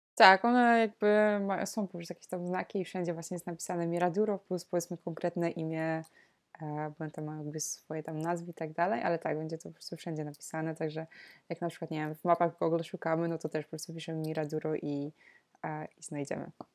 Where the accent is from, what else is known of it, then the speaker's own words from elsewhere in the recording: Poland; moved away as an adult; also born or lived in Netherlands; wróciłam do Polski